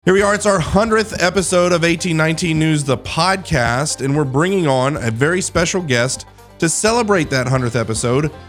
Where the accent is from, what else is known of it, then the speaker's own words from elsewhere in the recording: Midwest, United States; moved away as an adult; also born or lived in Colorado; now in Alabama, United States; I'm a Midwesterner